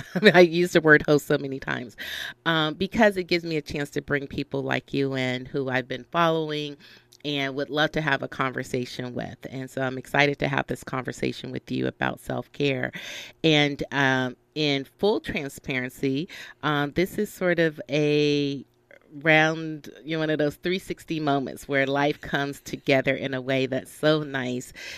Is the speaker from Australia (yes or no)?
no; the South, United States; now in Los Angeles, United States; I am a California girl through and through, although I'm originally from the South, which I love also.